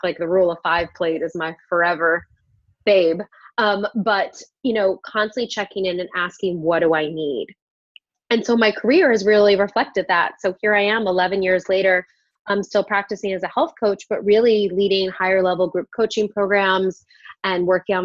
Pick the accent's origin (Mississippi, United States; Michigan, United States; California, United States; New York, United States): New York, United States; I'm also a New Yorker at heart